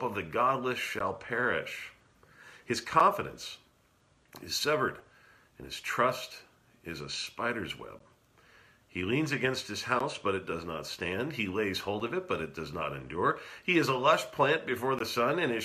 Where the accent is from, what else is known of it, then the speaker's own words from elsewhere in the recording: California, United States; moved away; my hometown in California